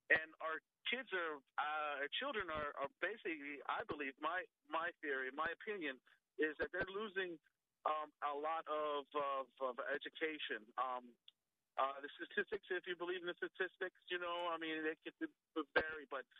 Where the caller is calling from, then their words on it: Prince William County, Virginia, United States; I'm calling from Prince William County, Virginia